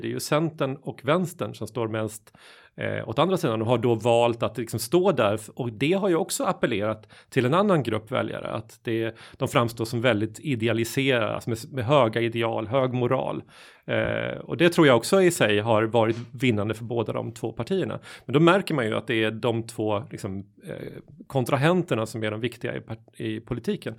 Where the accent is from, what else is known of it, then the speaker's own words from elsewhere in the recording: Småland, Sweden; moved away; hemma i Småland, där jag kommer ifrån